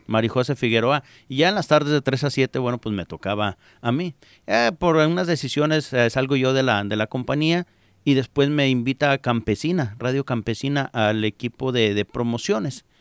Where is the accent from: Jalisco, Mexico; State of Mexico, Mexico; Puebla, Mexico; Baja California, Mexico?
Jalisco, Mexico; moved away as an adult; now in United States; me fui a, Jalisco